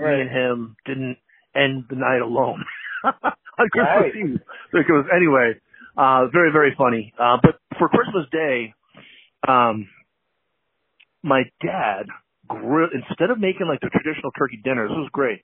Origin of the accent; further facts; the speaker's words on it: Massachusetts, United States; moved away as an adult; also born or lived in Seattle, Washington / St. Louis, Missouri; now in Chicago, United States; I was born in Seattle, moved to Massachusetts when I was 5, 6. And then when I was 18, I left and moved to St. Louis with my dad